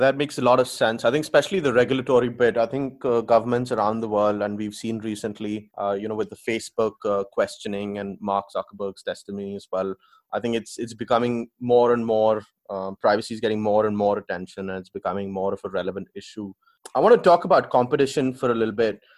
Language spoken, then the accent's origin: English; India; I come from India as well